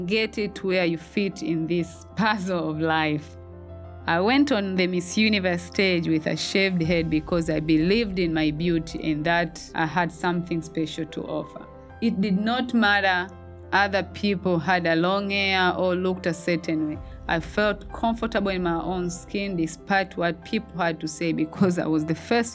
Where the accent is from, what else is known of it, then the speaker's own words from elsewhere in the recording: Tanzania; moved away as an adult; now in United States; Moving to the United States from my home country in Tanzania for the very first time